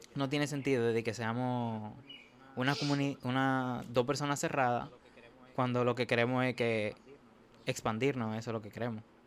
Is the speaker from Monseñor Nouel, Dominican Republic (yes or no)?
no; Santo Domingo, Distrito Nacional, Dominican Republic; Yo nací en República Dominicana, la capital, Santo Domingo, como le dicen.